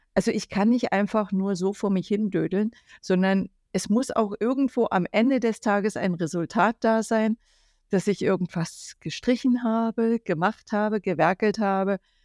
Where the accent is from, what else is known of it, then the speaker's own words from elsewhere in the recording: Germany; ich bin ja aus der DDR